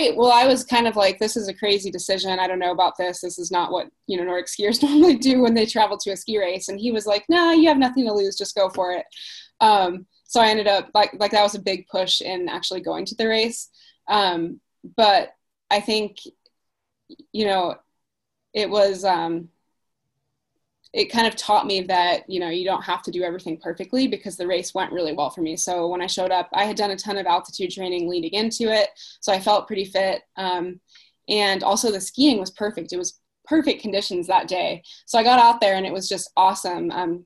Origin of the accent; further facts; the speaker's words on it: Alaska, United States; also born or lived in Perth, Australia / Texas / Dubai; I was born in Perth, Australia. And I actually grew up, I moved to Texas when I was really little. And then I was in Dubai for about 6 years. And then I moved to Alaska when I was about 12.